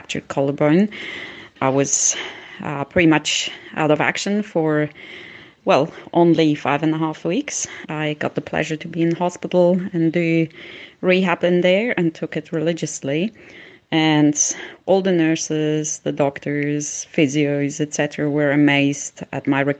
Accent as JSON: {"language": "English", "country": "Switzerland", "tie": "born or raised there", "said": "I grew up in Switzerland, where homeopathy is quite popular"}